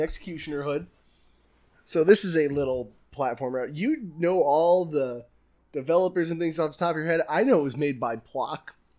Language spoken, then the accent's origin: English; United States; I'm American